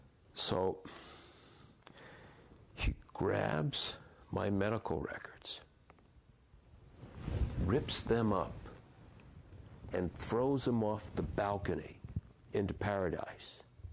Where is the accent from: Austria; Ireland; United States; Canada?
Ireland; And as an Irish guy, I have the faith and I work on the hope, and the humor is embedded in me.